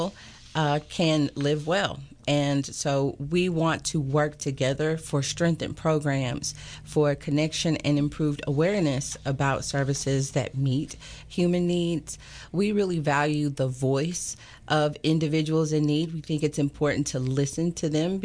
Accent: Chattanooga, Tennessee, United States; moved away as an adult; also born or lived in Knoxville, Tennessee; now in Tyler, United States; I'm from Chattanooga, Tennessee

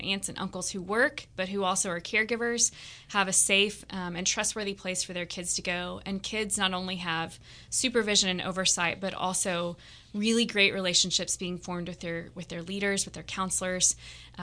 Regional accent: Waco, Texas, United States; also born or lived in Dallas, Texas; now in Tyler, United States; I'm originally from Waco, Texas

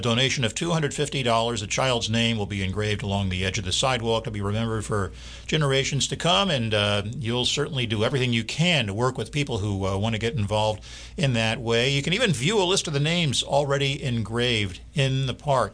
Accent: Philadelphia, Pennsylvania, United States; now in Tyler, United States; my hometown of Philadelphia, Pennsylvania

